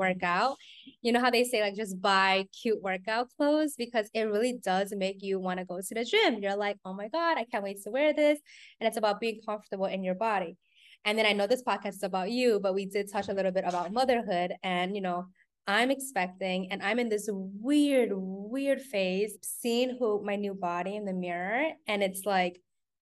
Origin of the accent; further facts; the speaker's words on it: New York, United States; I'm a New Yorker